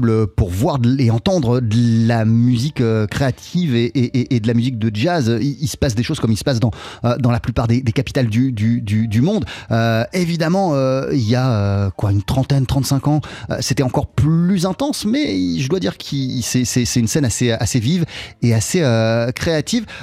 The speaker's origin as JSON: {"language": "French", "country": "Spain", "tie": "born or raised there", "said": "Eux, ils venaient de Cuba, moi j'arrivais des États-Unis, même si j'ai grandi en Espagne évidemment"}